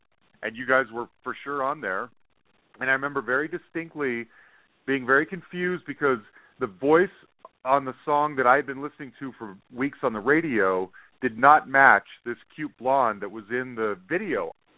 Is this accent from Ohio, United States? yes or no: no; Salt Lake City, Utah, United States; moved away; I'm originally from Salt Lake City.